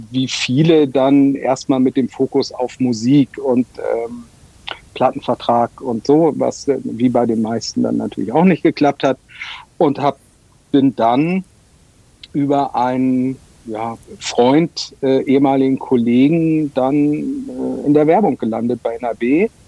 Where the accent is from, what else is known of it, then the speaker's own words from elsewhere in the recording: Munich, Bavaria, Germany; ich als Münchner habe das, hab das gerade gesagt